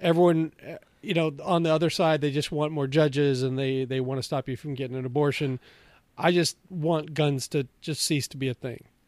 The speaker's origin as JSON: {"language": "English", "town": "Bellevue", "region": "Washington", "country": "United States", "tie": "born or raised there", "said": "I grew up in Bellevue, Washington."}